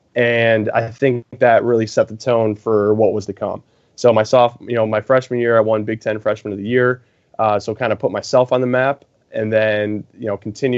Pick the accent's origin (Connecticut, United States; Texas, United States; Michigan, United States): Michigan, United States; near Ann Arbor; born and raised in Michigan, actually closer to Ann Arbor